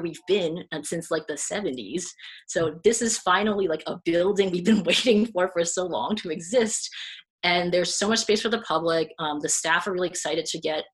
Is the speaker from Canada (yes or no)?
no; Hong Kong; now in United States; technically I'm from Hong Kong, but technically I also came here from the US because I live there now